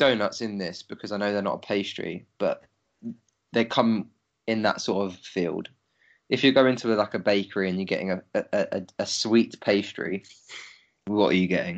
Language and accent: English; London, United Kingdom; I'm from Crystal Palace